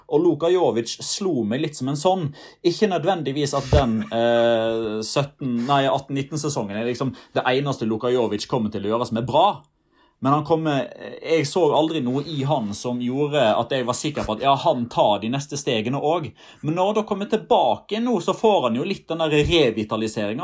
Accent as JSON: {"language": "Norwegian", "country": "Norway", "said": "som nordmenn"}